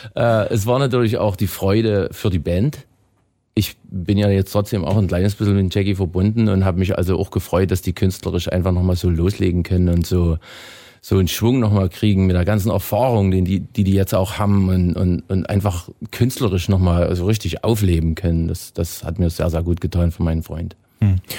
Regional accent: Erzgebirge, Saxony, Germany; moved away as an adult; now in Canada; wir waren 300 Meter unter meiner Heimatstadt

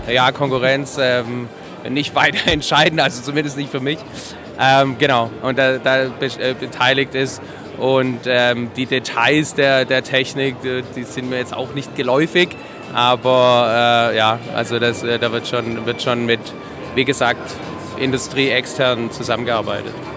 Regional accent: Swabia, Germany

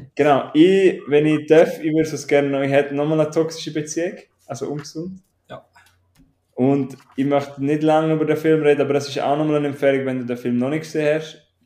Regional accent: Switzerland; ich bin Schweizer

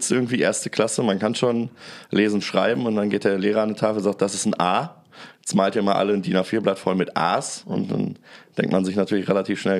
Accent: Bottrop, North Rhine-Westphalia, Germany; dann ist in meiner Heimatstadt in Bottrop so eine Gastromeile entstanden.

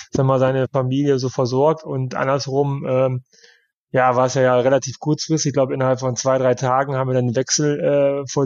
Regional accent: Osnabrück, Lower Saxony, Germany; Ja, das ist natürlich äh, meine Geburtsstadt und äh, meine, meine Verwandtschaft wohnt dann noch.

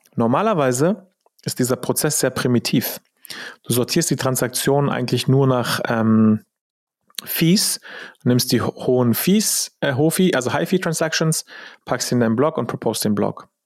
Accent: Germany; als Deutscher

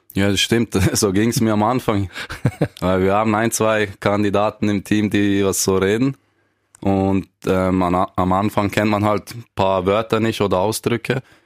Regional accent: Switzerland; accent: mix of Bernese and Basel German; Ich bin, bin in der Schweiz geboren

